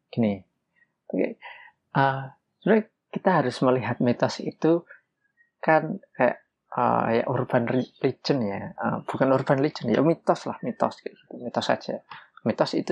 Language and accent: Indonesian; Java, Indonesia; karena saya lahir dan besar di Jawa, ya tahunya memang mitos yang ada di sekitar Jawa